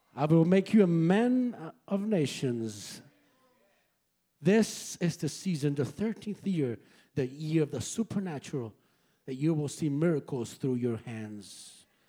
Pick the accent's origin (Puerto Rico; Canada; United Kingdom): Puerto Rico; San Juan; moved away; I am originally from Puerto Rico. Como San Juan, Puerto Rico.